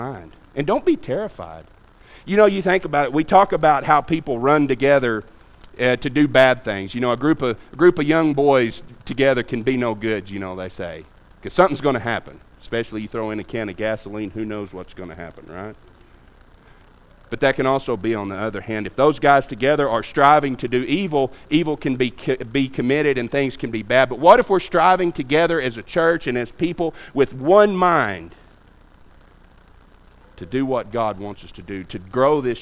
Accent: United States; being an American

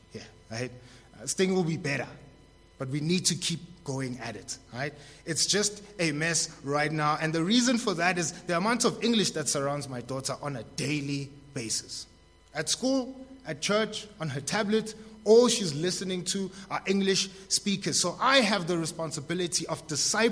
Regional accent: Tembisa, Gauteng, South Africa; I was born in Tembisa, too.

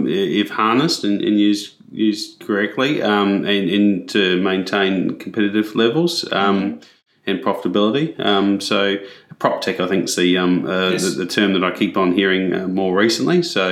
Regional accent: New Zealand; I can say that because I am a Kiwi and I've worked across both countries.

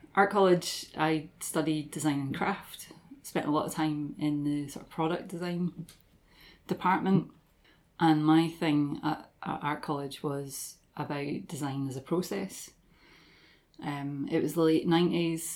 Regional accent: Dundee, Scotland, United Kingdom; also born or lived in Aberdeen; I grew up in Dundee, originally from here, from Stubswell, Stobie area

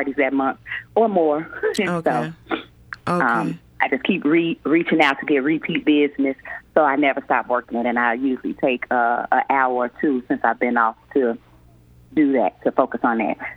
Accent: Chicago, Illinois, United States; I grew up in Chicago

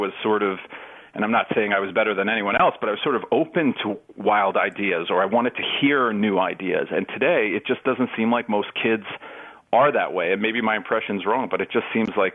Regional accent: New York City, New York, United States; I grew up in New York, right? So when I was young, I think there were, 2,500 murders in Manhattan, in New York City every year.

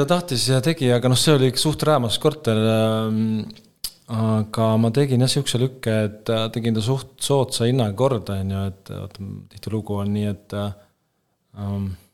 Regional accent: Kuressaare, Saare County, Estonia; moved away as an adult; also born or lived in Tallinn; ma üles kasvasin Kuressaares või Kuressaare ääres

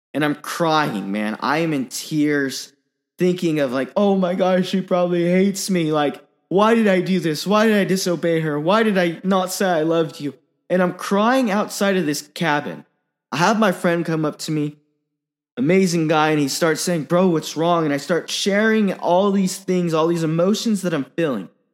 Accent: Silicon Valley, California, United States; I grew up in the Silicon Valley

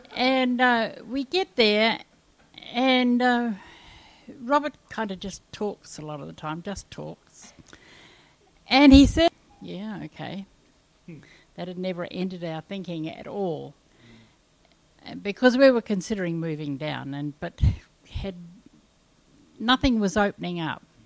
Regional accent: New Zealand; moved away; also born or lived in Kalgoorlie, Australia; I come from New Zealand and I come from the wettest area in New Zealand, so we have bush galore, and and I have grown up with just being able to walk down in the bush at any time I liked

